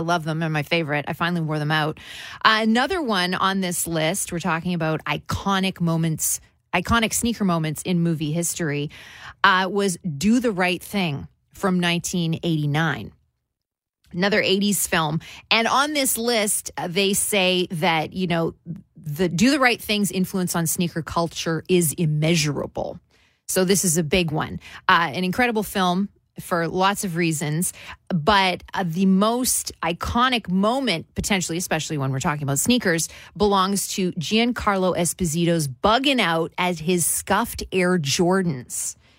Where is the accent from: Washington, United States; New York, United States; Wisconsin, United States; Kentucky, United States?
New York, United States; Bronx; I grew up in Bronx, New York. And when I came on to direct the movie, I wasn't really familiar with Southern California culture.